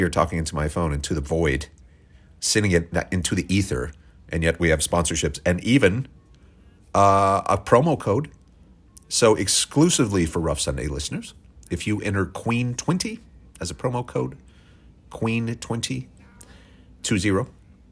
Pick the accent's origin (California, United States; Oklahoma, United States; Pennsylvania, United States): Oklahoma, United States; I'm white from Oklahoma